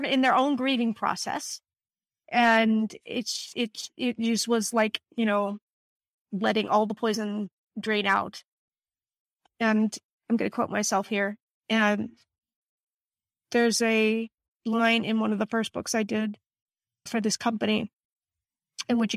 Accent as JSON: {"language": "English", "region": "Northern Virginia", "country": "United States", "moved": "yes", "lives_now": "California, United States", "said": "I'm from Northern Virginia and I'm in California"}